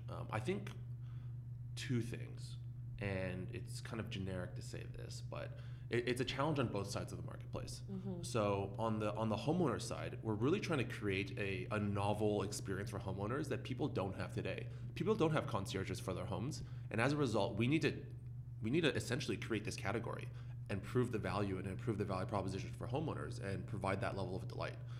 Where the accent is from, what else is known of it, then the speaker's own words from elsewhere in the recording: Canada; now in San Francisco, United States; As a Canadian living in San Francisco